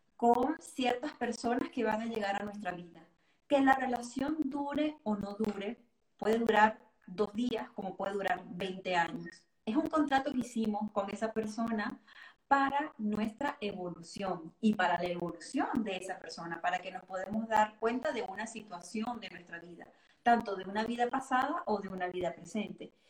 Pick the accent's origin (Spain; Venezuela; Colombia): Venezuela; moved away as an adult; now in Geneva, Switzerland; nací y crecí en Venezuela y me vine en el 2016 acá a, Ginebra, Suiza